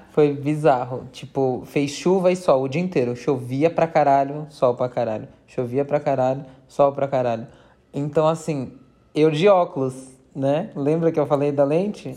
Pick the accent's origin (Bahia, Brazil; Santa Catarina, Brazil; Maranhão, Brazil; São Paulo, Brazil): São Paulo, Brazil; accent: paulista; a moça tirou sarro do nosso sotaque paulista